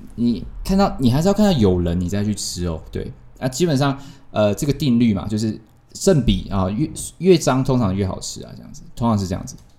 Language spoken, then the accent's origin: Chinese; Tainan, Taiwan; 我们台南人